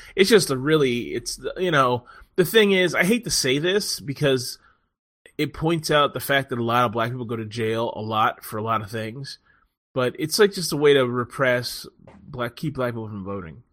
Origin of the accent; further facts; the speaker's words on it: Washington, District of Columbia, United States; also born or lived in Silver Spring; This is where I'm fucking from. Born in D C.